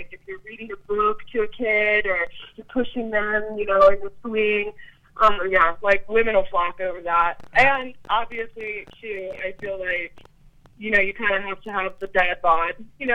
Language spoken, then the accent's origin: English; Colorado Springs, Colorado, United States; I'm from Colorado Springs